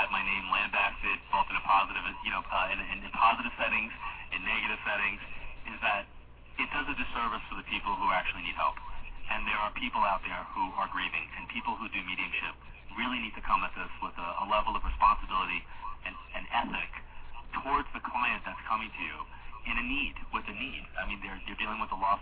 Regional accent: Long Island, New York, United States; my hometown

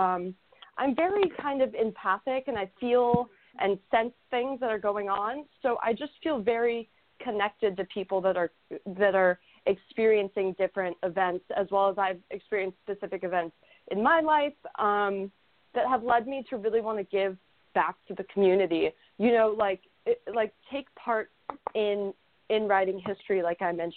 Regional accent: Houston, Texas, United States; I'm from Houston, Texas

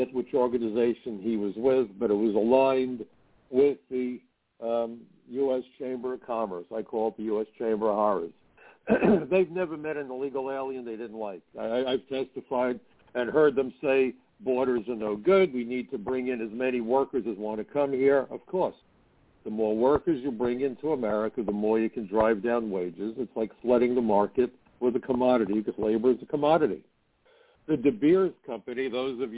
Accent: New York City, New York, United States; growing up in Brooklyn

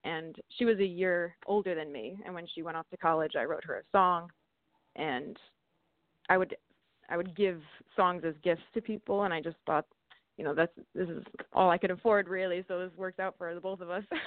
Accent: Vernon, New Jersey, United States; I grew up right near a ski mountain called Mountain Creek. It's actually in uh, mm-hmm. Sussex County, Vernon, New Jersey.

